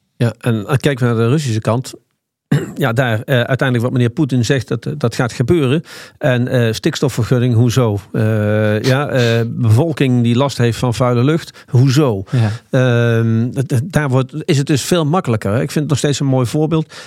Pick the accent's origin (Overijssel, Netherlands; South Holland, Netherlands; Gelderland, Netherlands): Gelderland, Netherlands; Nijmegen; ik kom uit Nijmegen